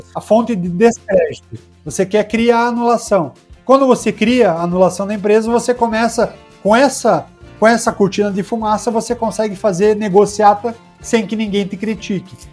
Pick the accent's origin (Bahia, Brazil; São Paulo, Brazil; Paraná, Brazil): Paraná, Brazil; eu, como paranaense